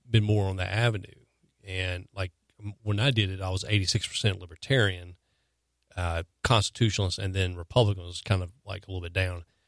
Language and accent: English; the South, United States; growing up in, growing up in the South